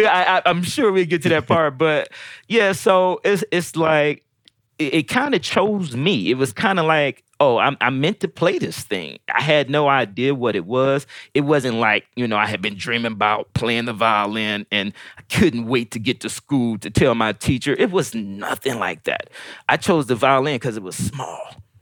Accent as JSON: {"language": "English", "town": "Decatur", "region": "Georgia", "country": "United States", "tie": "born or raised there", "also_born_or_lived": "St. Louis, Missouri / Detroit, Michigan", "said": "by this time I had made it down to Georgia, so I was starting here in the fourth grade. I'm from St. Louis, and I stayed in Detroit for a minute. You know, very young, and um, ended up in in Georgia"}